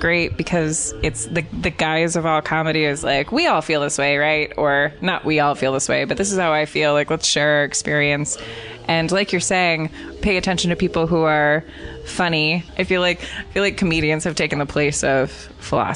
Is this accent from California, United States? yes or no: yes; California, United States; I'm from California